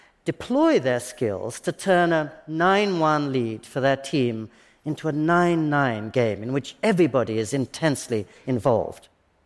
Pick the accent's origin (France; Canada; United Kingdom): United Kingdom; England; now in Japan; And I always remember that as a boy growing up in England, I was taught that the point of a game was to win. But in Japan, I'm encouraged to believe